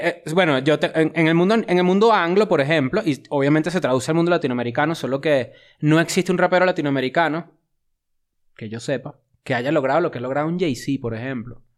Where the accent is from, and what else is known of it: Venezuela; now in Mexico City, Mexico